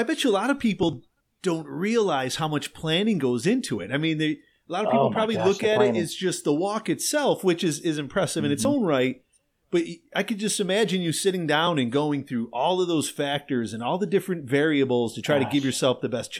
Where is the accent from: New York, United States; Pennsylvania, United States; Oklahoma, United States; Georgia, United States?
New York, United States; Western; being born and raised in Western New York